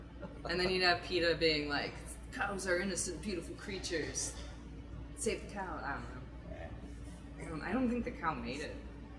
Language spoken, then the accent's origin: English; Chicago, Illinois, United States; I'll say I'm from Chicago, because I grew up outside Chicago, but I live there too.